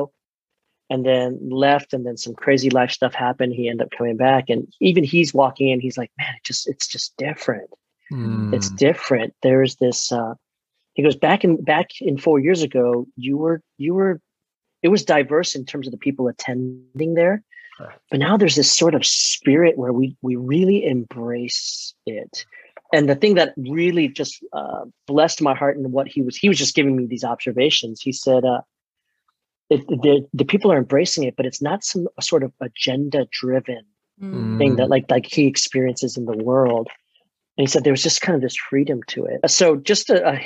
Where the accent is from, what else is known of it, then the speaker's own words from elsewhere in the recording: Maryland, United States; moved away; also born or lived in Chicago; I was born in 75 in Maryland.